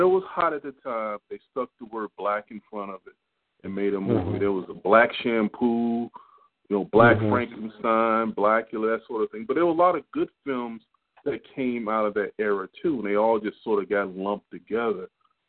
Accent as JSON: {"language": "English", "town": "Washington", "region": "District of Columbia", "country": "United States", "tie": "born or raised there", "said": "I grew up in Washington, D.C."}